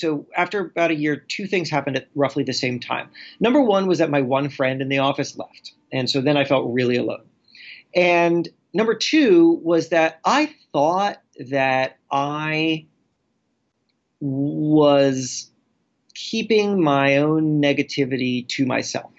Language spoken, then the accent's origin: English; Florida, United States; I grew up in Florida